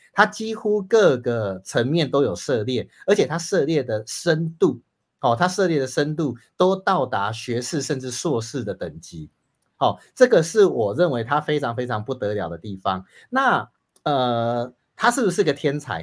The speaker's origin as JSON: {"language": "Chinese", "country": "Taiwan", "said": "我们台湾人"}